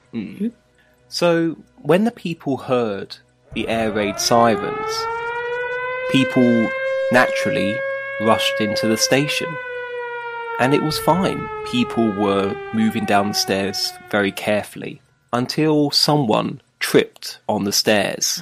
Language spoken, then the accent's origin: English; London, United Kingdom; now in Beijing, China; in my hometown of London